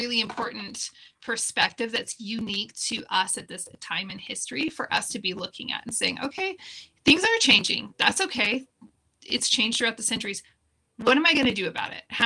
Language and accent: English; California outside Silicon Valley, United States; I grew up in California outside Silicon Valley